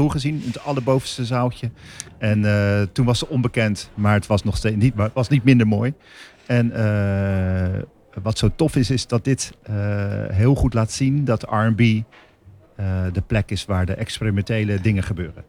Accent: Rotterdam, South Holland, Netherlands; als Rotterdammer, vind ik mezelf

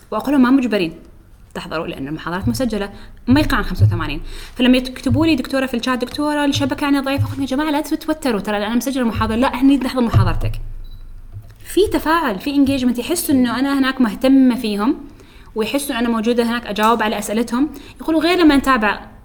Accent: Syria; ليش لانه لان انا بصفتي سوري

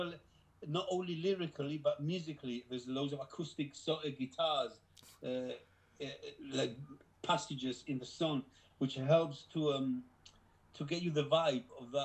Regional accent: Gibraltar; We were from the same place. We are from Gibraltar, both

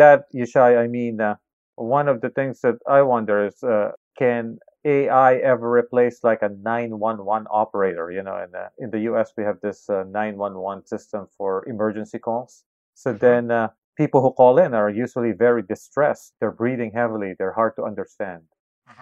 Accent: Philippines; I grew up in the Philippines, which is now the call center capital of the world

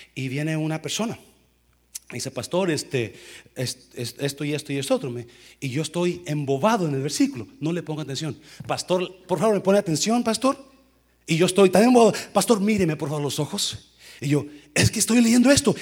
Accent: Nayarit, Mexico; moved away; donde yo crecí, no soy de ahí, pero crecí en Nayarit

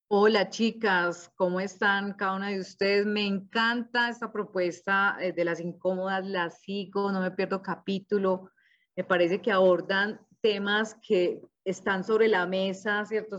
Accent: Cali, Valle del Cauca, Colombia; now in Manizales, Colombia; soy caleña

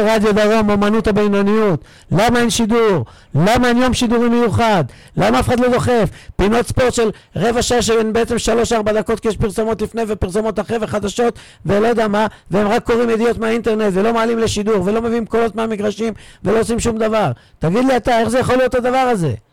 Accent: Beersheba, Southern District, Israel; התביישתי כבאר שבעי

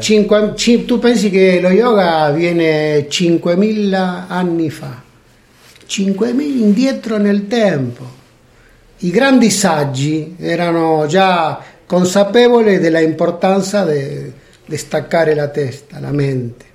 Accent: Buenos Aires Province, Argentina; also born or lived in Abruzzo, Italy; now in Italy; Io sono nato in Argentina.

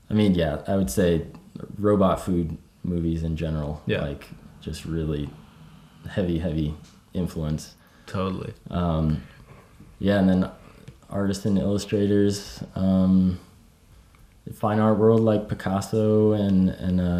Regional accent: East Coast, United States; I mean, growing up on the East Coast

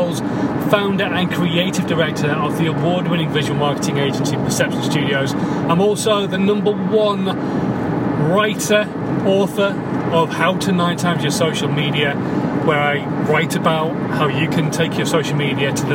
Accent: Yorkshire and the Humber, United Kingdom; I'm a Yorkshireman

